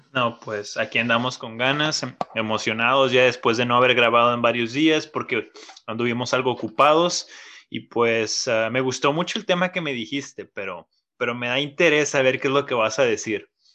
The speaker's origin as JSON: {"language": "Spanish", "country": "Mexico", "moved": "yes", "said": "por ser mexicano"}